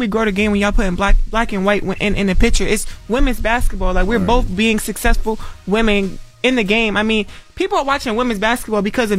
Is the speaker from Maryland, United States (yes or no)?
yes; Baltimore, Maryland, United States; Like, when I'm from Baltimore, like, that's what we do. Like, we talk trash.